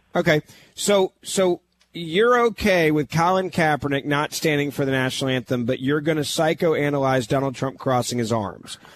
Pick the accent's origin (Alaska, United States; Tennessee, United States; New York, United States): Tennessee, United States; Memphis; I'm from Memphis, Tennessee